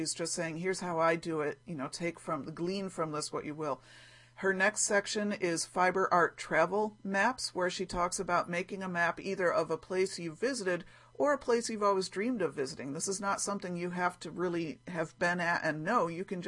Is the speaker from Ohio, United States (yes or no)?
yes; Ohio, United States; I'm going to make an Ohio Star block because I grew up in Ohio, where my grandmother's house was in Ohio, and we used to visit.